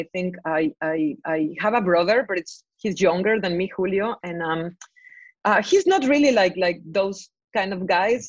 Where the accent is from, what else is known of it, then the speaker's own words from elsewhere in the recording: Veracruz, Mexico; growing up in Veracruz in the 90s